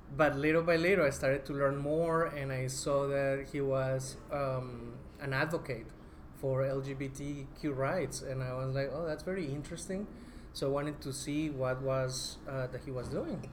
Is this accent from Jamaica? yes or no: no; Colombia; moved away as an adult; also born or lived in Bogota, Colombia; now in United States; I'm originally from Colombia